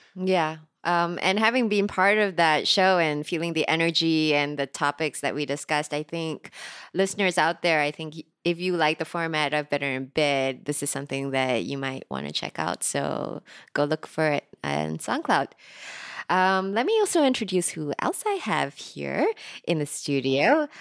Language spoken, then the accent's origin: English; Singapore; I'm recording today from Singapore, which is also where I'm from